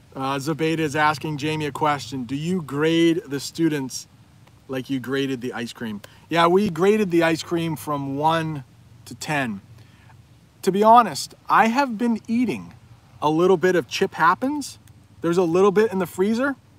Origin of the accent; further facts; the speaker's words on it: United States; So I now would probably say I am from the U S